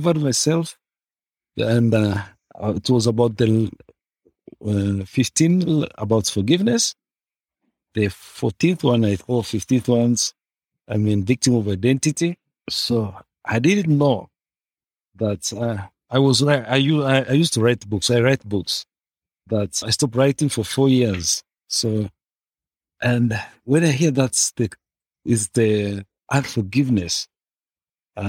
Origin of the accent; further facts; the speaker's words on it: Tanzania; I am from Tanzania